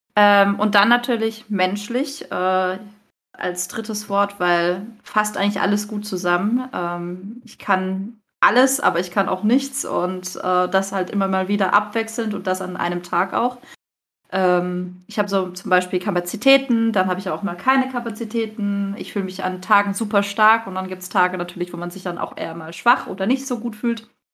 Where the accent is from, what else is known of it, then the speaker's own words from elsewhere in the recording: Freiburg, Baden-Württemberg, Germany; Ich komme übrigens aus Freiburg